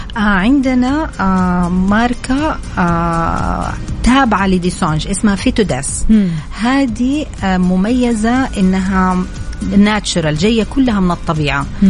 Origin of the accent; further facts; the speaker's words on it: Saudi Arabia; فكنت أنا تقريبا الوحيدة السعودية في هذا المجال